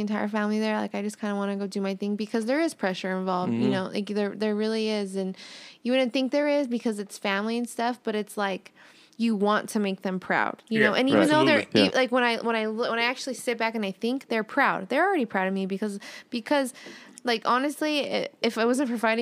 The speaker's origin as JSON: {"language": "English", "town": "Las Vegas", "region": "Nevada", "country": "United States", "tie": "born or raised there", "said": "I got this team here in my hometown, so I'm a Golden Knights fan"}